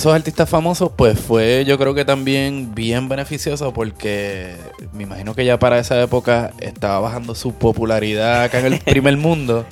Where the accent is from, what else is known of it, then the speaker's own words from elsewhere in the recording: Puerto Rico; creciendo en Puerto Rico, este, mediados de los 80